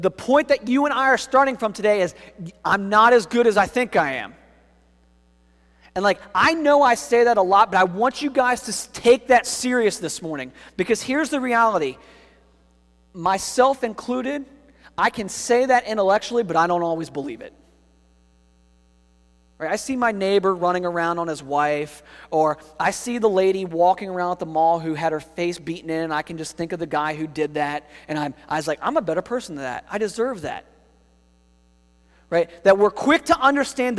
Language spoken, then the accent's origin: English; United States; Americans in particular typically have great pride for our country and our national heritage